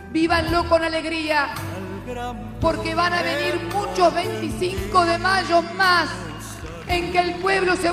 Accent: Argentina

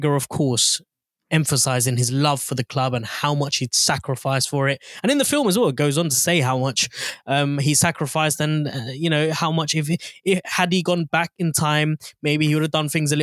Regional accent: London, United Kingdom; moved away; being born and raised in North London. I don't live there anymore

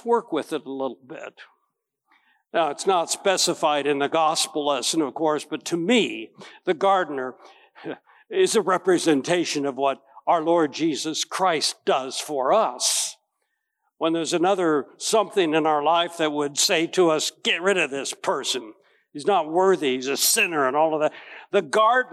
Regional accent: Winfield, Kansas, United States; When I was growing up in Winfield, Kansas

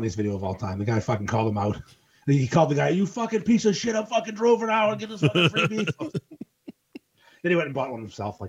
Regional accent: Peabody, Massachusetts, United States; I grew up in Peabody.

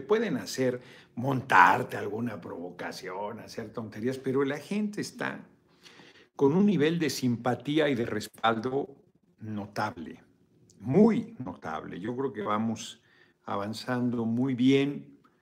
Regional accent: Mexico; Qué bonito es nuestro país

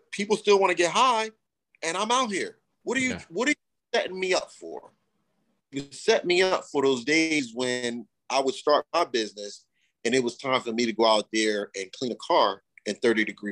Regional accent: Camden, New Jersey, United States; I'm from Jersey. Originally from Jersey

